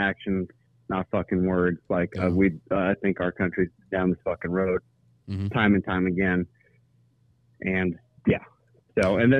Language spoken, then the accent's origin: English; Florida, United States; And me, I'm a Floridian. I'm from Florida.